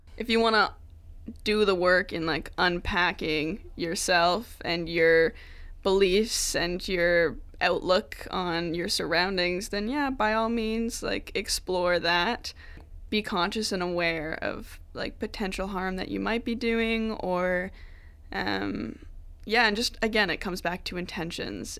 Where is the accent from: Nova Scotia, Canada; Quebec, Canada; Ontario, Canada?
Nova Scotia, Canada; Wolfville; moved away as an adult; I'm from Nova Scotia, um, from Wolfville area, if you know where that is, like town of like four thousand People